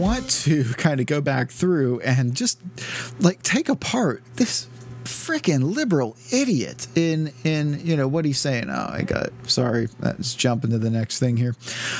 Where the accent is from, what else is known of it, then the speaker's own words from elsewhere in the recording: Southern United States, United States; and I'm from the South, and I'm a godless atheist, redneck, liberal, and stuff.